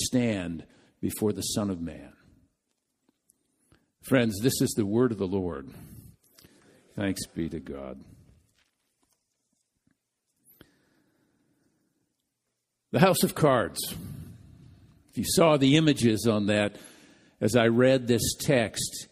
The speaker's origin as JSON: {"language": "English", "region": "Midwest", "country": "United States", "said": "being a Midwesterner"}